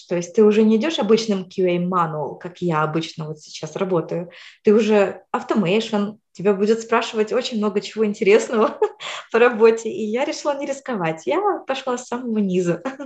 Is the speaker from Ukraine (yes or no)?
yes; Ukraine; moved away as an adult; now in United States; сама я вообще из Украины